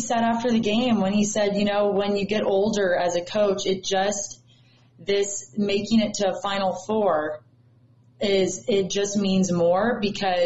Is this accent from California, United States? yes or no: yes; California, United States; growing up in California on the West Coast.